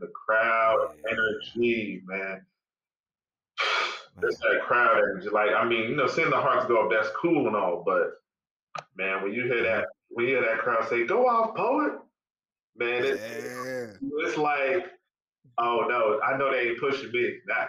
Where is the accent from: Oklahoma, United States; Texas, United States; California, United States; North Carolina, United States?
California, United States; born there; My parents were born in Monrovia, Liberia. I was born in California, but a lot of people wouldn't even know that I am like full-blooded.